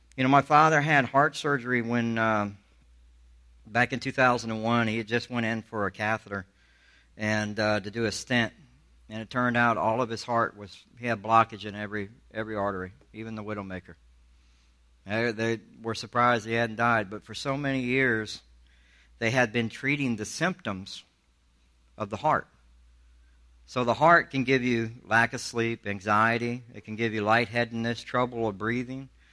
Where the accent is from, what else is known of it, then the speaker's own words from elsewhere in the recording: Alabama, United States; also born or lived in Charleston, South Carolina; I'm from the South. I grew up in Alabama